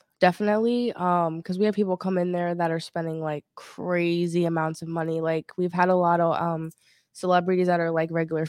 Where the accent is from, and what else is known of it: Maryland, United States; now in Miami, United States